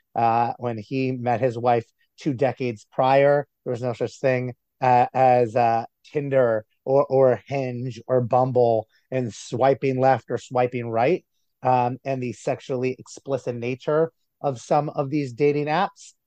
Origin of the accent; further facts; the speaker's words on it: New Jersey, United States; my town, my hometown in New Jersey